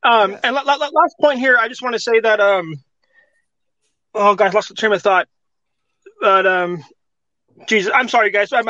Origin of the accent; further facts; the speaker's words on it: California, United States; as a Californian